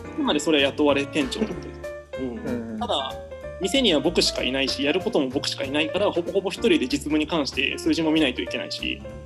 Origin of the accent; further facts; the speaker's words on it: Shikoku, Ehime, Japan; moved away as an adult; also born or lived in Osaka / Kobe / Cambodia; 僕は、えっ、ー、と、高校まで四国、えっ、ー、と、愛媛にいました